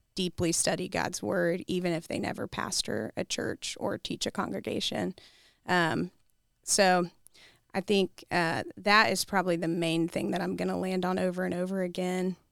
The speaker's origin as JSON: {"language": "English", "region": "Kentucky", "country": "United States", "moved": "yes", "lives_now": "Columbia, United States", "said": "I'm from Kentucky"}